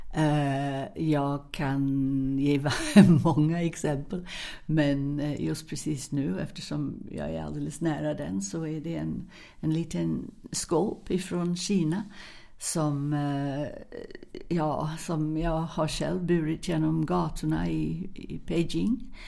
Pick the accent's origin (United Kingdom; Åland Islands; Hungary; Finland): United Kingdom; England; now in Sweden; jag är engelska